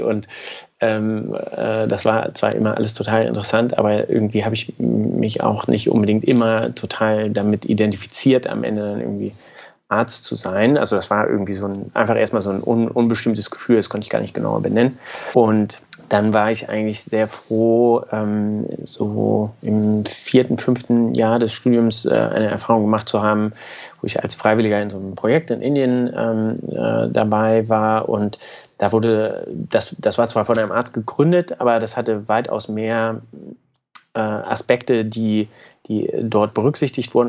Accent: Braunschweig, Lower Saxony, Germany; moved away as an adult; also born or lived in Göttingen; Also ich komme aus Braunschweig, ganz unspektakulär. Ähm, Habe dann dort Abi gemacht

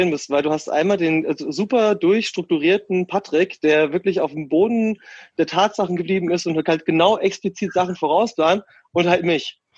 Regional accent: Kaiserslautern, Rhineland-Palatinate, Germany; also born or lived in Peine; weil ich bin eigentlich gebürtig aus Hannover, beziehungsweise aus Peine, da bin ich geboren. Ähm, bin dann aber äh, mit, also ich glaube, als wir fünf waren, sind wir in die Pfalz gezogen, nach Kaiserslautern, nee, Kaiserslautern.

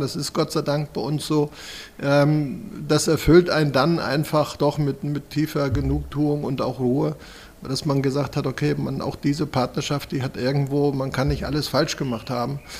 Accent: Schleswig-Holstein, Germany; moved away as an adult; now in Kronberg, Germany; ich komme gebürtig aus Schleswig-Holstein

